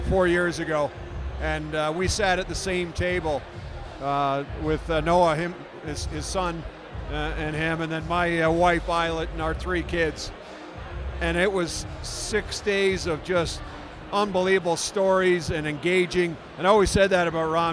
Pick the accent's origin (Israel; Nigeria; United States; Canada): Canada; Toronto, Ontario; when I was a kid growing up in Toronto